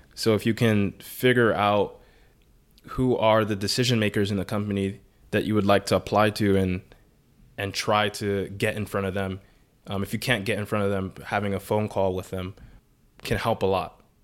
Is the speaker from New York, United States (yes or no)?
yes; New York City, New York, United States; I grew up in the Bronx